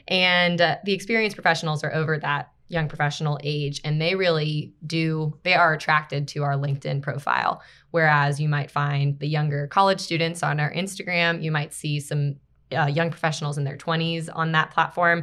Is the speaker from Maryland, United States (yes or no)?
yes; Baltimore, Maryland, United States; moved away as an adult; also born or lived in Greenville, South Carolina; I'm from Baltimore, Maryland originally